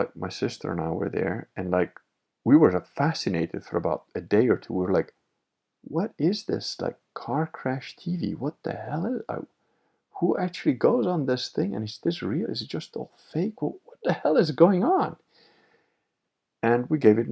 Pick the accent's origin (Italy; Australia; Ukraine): Italy; Venice, Veneto; I am Venetian